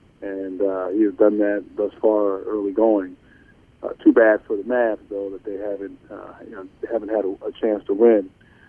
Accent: Dallas, Texas, United States; born there; So, I was born in Dallas, like you said

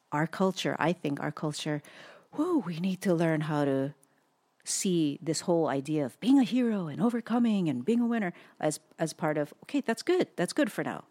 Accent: Hawaii, United States; also born or lived in Southern California; now in Portland, United States; we were just born and raised in Hawaii

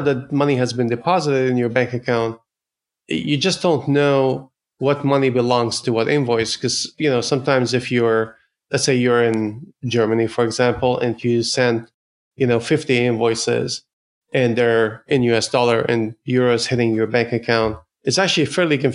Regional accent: Ottawa, Ontario, Canada; now in San Francisco, United States; I'm based in San Francisco in the Bay Area, but I'm Canadian from Ottawa

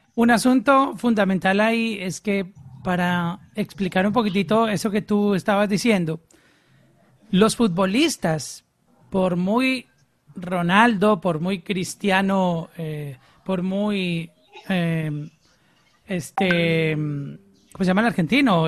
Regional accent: Colombia; soy colombiano

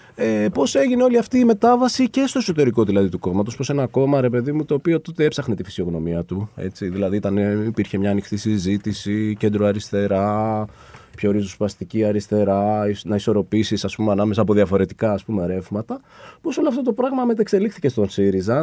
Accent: Nea Smyrni, Attica, Greece; moved away as an adult; also born or lived in Exarchia, Athens; εγώ γεννηθεί νεασμένη.

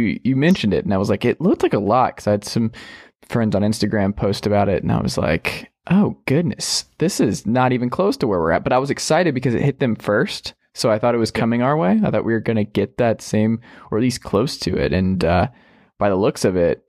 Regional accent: Atlanta, Georgia, United States; I come from Atlanta. I hail from the state of Georgia, where our city shuts down.

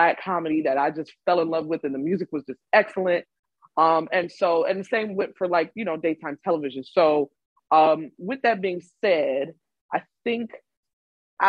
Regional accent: Chicago, Illinois, United States; I am from Chicago, my hometown.

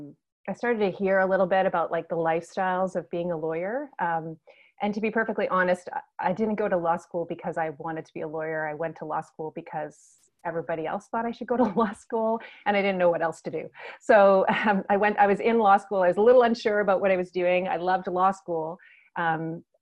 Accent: Nova Scotia, Canada; moved away as an adult; also born or lived in Alberta; So I'm from Nova Scotia in Canada, and I moved to the other side of the country to Alberta

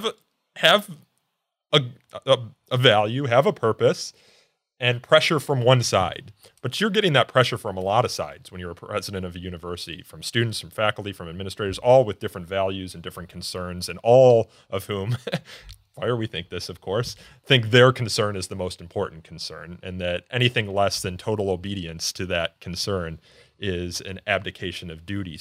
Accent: Elmhurst, Illinois, United States; I grew up in Elmhurst, which is a western suburb

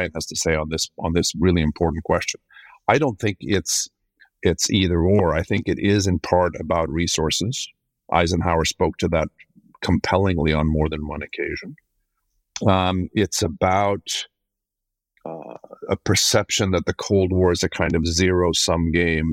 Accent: Sweden; I'm from Sweden, which is where I'm sitting tonight

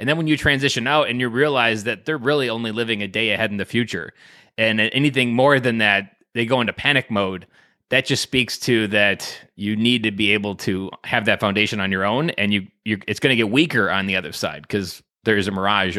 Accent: Wisconsin, United States; I'm from Wisconsin.

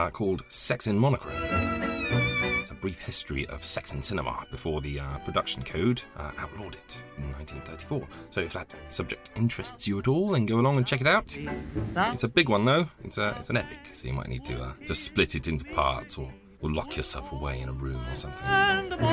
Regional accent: Midlands, United Kingdom; I grew up in the Midlands

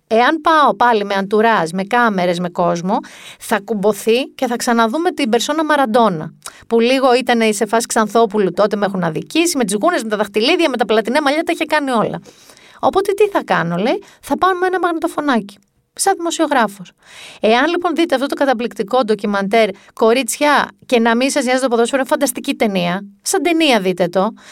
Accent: Mani, Peloponnese, Greece; στη Μάνη, την πατρίδα μου

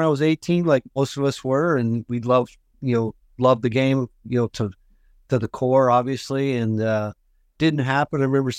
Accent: Carman, Manitoba, Canada; Carmen, Manitoba.

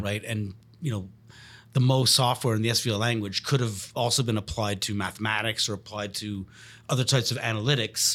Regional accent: Montreal, Quebec, Canada; I'm born and raised in Montreal.

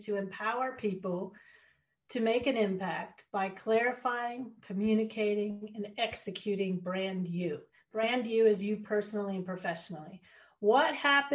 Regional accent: Monument, Colorado, United States; moved away as an adult; also born or lived in Dubai; now in New Zealand; I grew up in Monument, Colorado.

